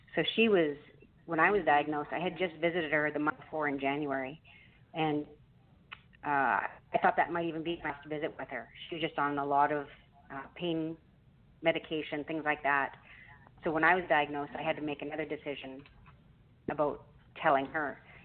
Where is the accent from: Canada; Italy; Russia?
Canada; which as a Canadian, I'm not used